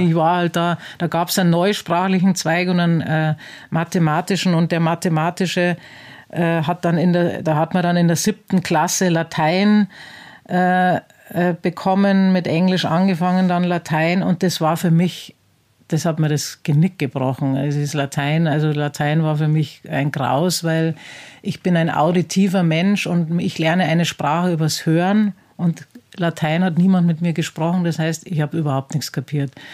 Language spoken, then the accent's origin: German; Penzberg, Bavaria, Germany; also born or lived in Laufen; ich bin in Penzberg geboren. Penzberg ist ein ähm, oberbayerisches Städtchen